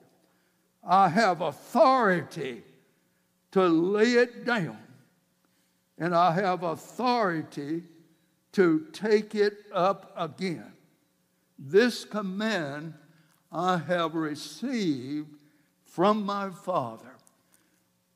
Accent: South Georgia, United States; I grew up down in South Georgia

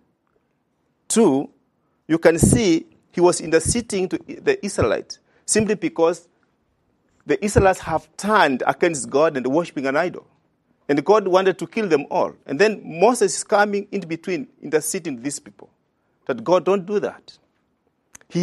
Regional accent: Kenya; I come from Kenya

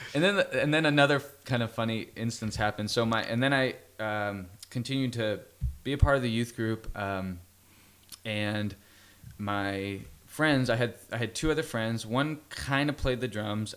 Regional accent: Fresno, California, United States; I grew up in Fresno, California

